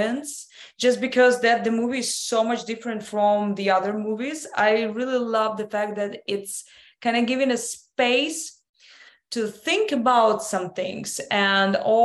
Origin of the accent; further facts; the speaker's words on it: Russia; also born or lived in London; now in United States; I was born in Russia. I was educated in London. Then I moved to the United States.